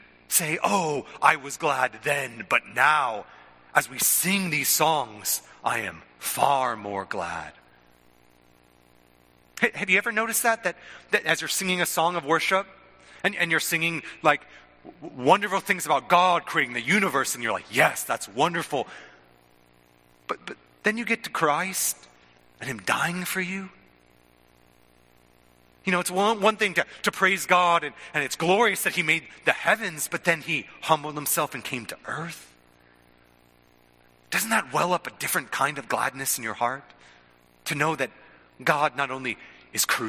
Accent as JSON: {"language": "English", "country": "United States", "said": "sort of being American"}